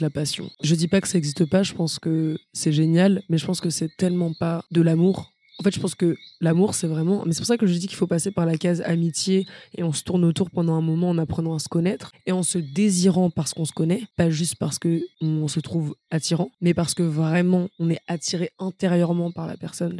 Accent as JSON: {"language": "French", "town": "Versailles", "region": "Île-de-France", "country": "France", "said": "je viens de Versailles"}